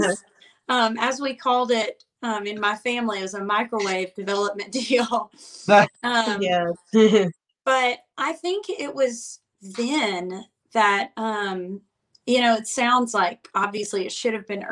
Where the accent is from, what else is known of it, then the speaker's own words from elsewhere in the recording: Muscle Shoals, Alabama, United States; accent: Alabama; moved away as an adult; now in Nashville, United States; I'm from Muscle Shoals, Alabama originally. And in high school, I played out just everywhere that I could